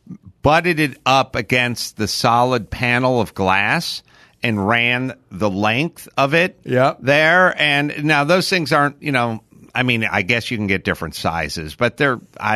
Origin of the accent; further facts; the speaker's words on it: Los Angeles, California, United States; My house I grew up in North Hollywood, that house was 100 years old when I grew up in it.